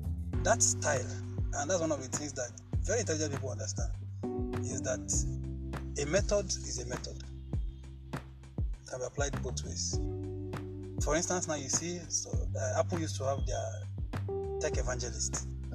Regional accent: Kogi, Nigeria; the part where I began to understand my environment most was when I was growing up in Kogi, like my hometown.

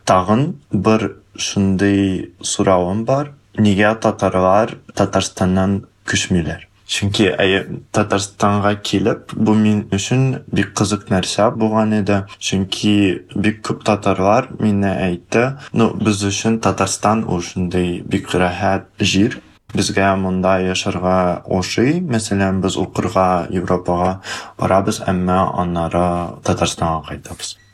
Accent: Kazakhstan; екі ватанымыз бар бірінші ватан бұл тарихи ватан татарстан а екінші ол туған жер ватан қазақстан

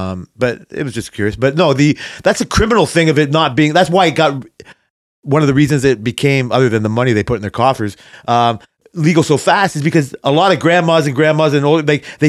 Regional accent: Canada; But just because I'm Canadian

